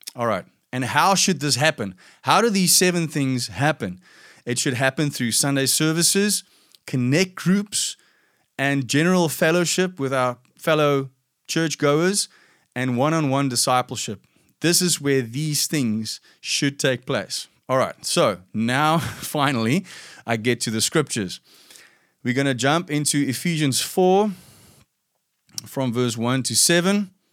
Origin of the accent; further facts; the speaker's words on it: South Africa; I grew up in a in South Africa. We have this fairly typical background where a lot of Afrikaans white people come from